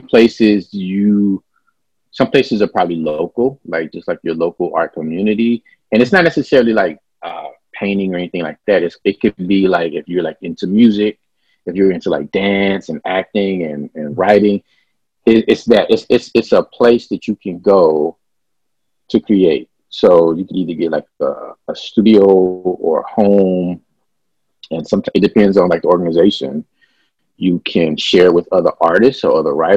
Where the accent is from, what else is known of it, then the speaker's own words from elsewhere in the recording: Dallas, Texas, United States; also born or lived in Houston, Texas; I am originally from Dallas, Texas, but I basically tell everybody Oak Cliff, which is my neighborhood that I rep